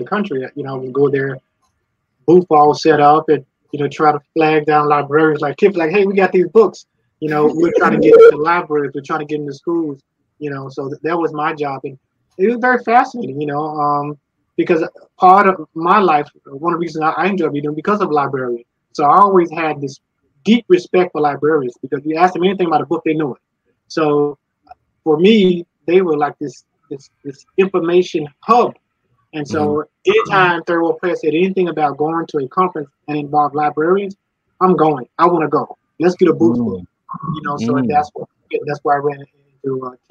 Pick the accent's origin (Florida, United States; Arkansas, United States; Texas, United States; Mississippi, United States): Arkansas, United States; Little Rock; I was born in Little Rock, Arkansas. And my background is just grown up around folks who love to read newspapers